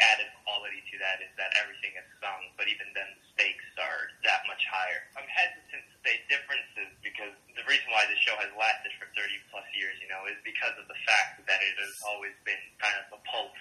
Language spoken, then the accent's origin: English; Colombia; now in New York, United States; I was born in Colombia and then basically came to New York and came from a very Latino family